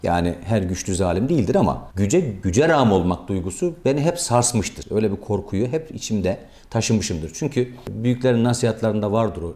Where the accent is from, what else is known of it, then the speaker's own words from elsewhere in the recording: Black Sea Region, Turkey; Ben mizacen e, herhalde Karadenizliyim